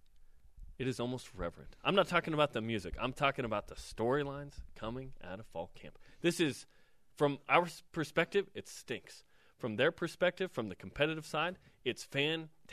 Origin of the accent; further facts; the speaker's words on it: United States; I'm an American